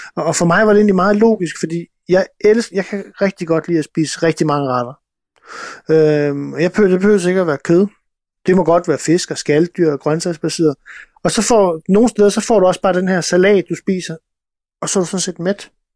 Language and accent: Danish; Denmark; jeg kommer også fra Jylland